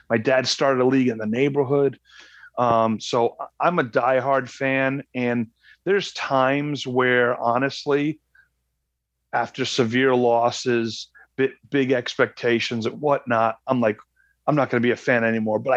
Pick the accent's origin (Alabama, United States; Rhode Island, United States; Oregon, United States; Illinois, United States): Rhode Island, United States; moved away; We're originally from Rhode Island